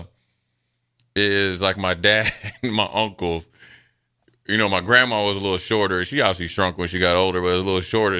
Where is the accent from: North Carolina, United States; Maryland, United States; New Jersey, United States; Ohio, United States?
Maryland, United States; Frederick; growing up in Frederick, Maryland